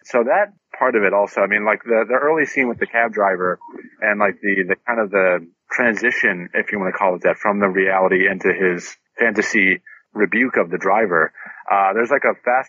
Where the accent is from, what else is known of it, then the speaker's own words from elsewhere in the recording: New York, United States; As a New Yorker, I must, but you know.